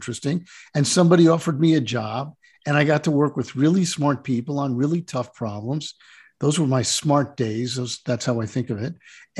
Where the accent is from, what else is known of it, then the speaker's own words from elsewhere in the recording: New Jersey, United States; born there; I was born in New Jersey, on the Jersey Shore. … was a local bar band, so it was really a great place to grow up.